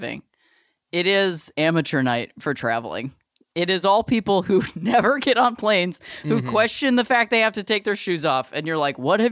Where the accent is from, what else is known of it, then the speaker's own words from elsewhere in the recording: Akron, Ohio, United States; now in Los Angeles, United States; I'm from Akron, Ohio